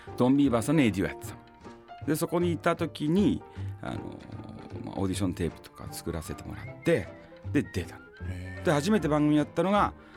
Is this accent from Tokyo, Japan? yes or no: yes; Tokyo, Japan; moved away; also born or lived in Osaka / Nagoya; 僕もともと東京出身